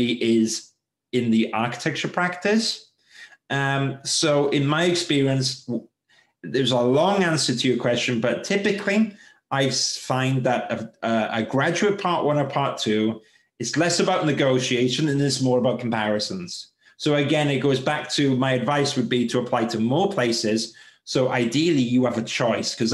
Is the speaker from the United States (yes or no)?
no; United Kingdom; especially as British